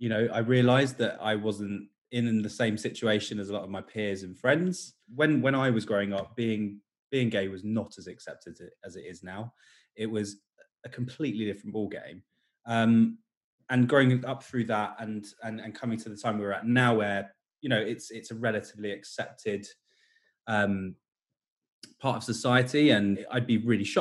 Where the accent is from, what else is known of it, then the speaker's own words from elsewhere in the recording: Portsmouth, South East England, United Kingdom; I'm from Portsmouth, which is a small city on the south coast